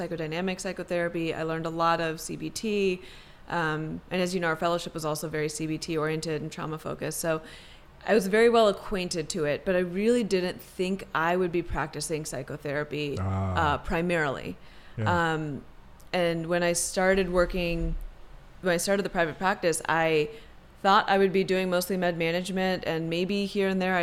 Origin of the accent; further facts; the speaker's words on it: Maryland, United States; also born or lived in India / Madison, Wisconsin; we lived in Wisconsin for 8 years, then moved to Maryland, and I grew up in Maryland in the suburbs.